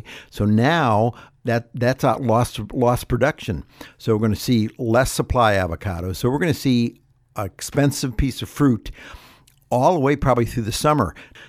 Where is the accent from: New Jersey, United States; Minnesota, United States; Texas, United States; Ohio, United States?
Ohio, United States; now in California, United States; I remember growing up in Ohio. I never even knew it an avocado until I came out to California. That was back in the 70s.